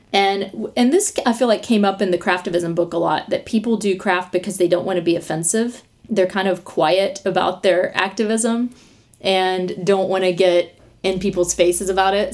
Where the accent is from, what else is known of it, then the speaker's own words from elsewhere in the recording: the South, United States; also born or lived in New York; a Southerner